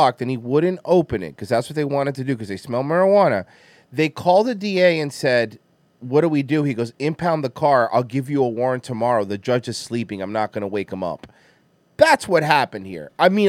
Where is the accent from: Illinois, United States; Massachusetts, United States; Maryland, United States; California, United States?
Illinois, United States; Chicago; I'm from Chicago.